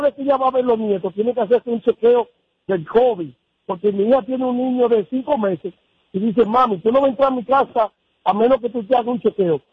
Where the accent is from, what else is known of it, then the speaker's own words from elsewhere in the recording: Dominican Republic; now in New York, United States; Yo soy dominicano, estoy en Nueva York desde 1973